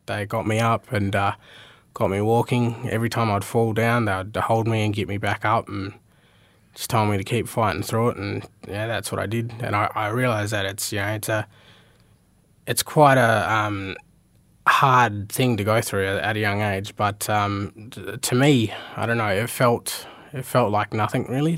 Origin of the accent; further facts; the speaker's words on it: Meekatharra, Western Australia, Australia; moved away; also born or lived in Port Hedland / Mount Magnet; I was I was born in Port Hedland, um, raised in Meekatharra and Mount Magnet, and then I spent, uh, came here and spent about, uh, twelve years or thirteen years here now.